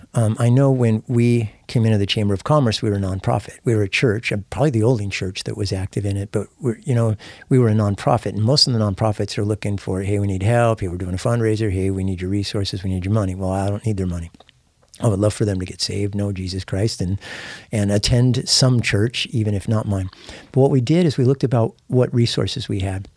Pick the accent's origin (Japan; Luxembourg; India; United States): United States; San Diego, California; moved away; I hadn't been in East San Diego where I grew up for forty years